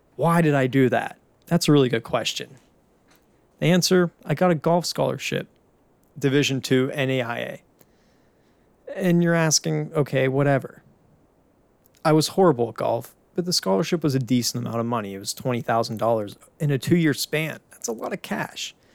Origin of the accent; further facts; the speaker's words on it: Pittsburgh, Pennsylvania, United States; now in Tampa, United States; born and raised in Pittsburgh